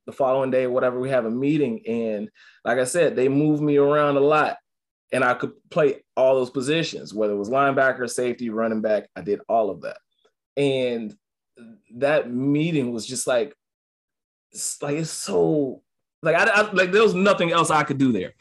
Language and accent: English; Atlanta, Georgia, United States; moved away; also born or lived in Hollywood, Florida / Compton, California / Utah; I'm from Atlanta. From Georgia. I was at MacArthur out in Hollywood in Florida.